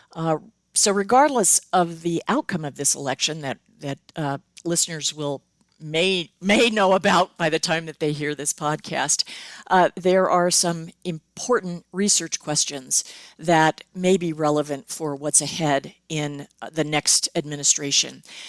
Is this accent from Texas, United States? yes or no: no; Southern California, United States; I grew up in Southern California.